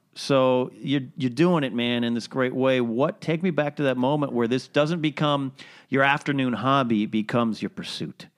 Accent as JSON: {"language": "English", "town": "Arroyo Grande", "region": "California", "country": "United States", "tie": "born or raised there", "moved": "yes", "said": "I grew up in a place called Arroyo Grande"}